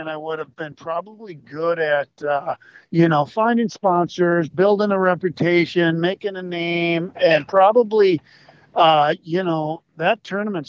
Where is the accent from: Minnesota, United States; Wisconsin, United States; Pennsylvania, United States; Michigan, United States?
Minnesota, United States; Brainerd; I grew up in the Brainerd area. I was kind of an army brat. My dad took a recruiting command in Brainerd, Minnesota.